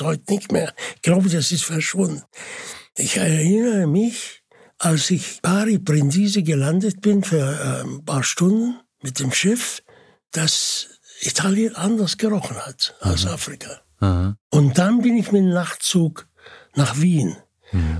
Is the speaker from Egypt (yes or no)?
yes; Mansoura, Dakahlia, Egypt; German is a second language; moved away; Und das ist die Stadt, wo ich geboren bin